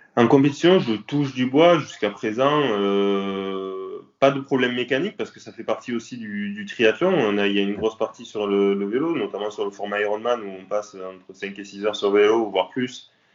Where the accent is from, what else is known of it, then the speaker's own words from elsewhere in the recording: south of France, France; also born or lived in Nîmes; Je suis originaire du sud de la France. J'habite à Nîmes.